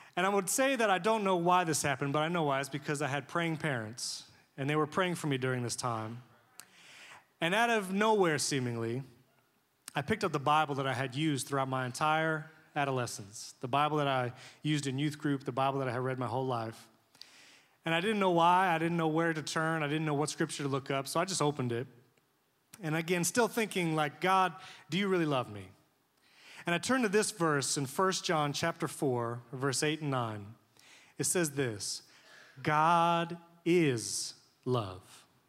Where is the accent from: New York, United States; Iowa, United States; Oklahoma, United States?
New York, United States; moved away; I grew up in New York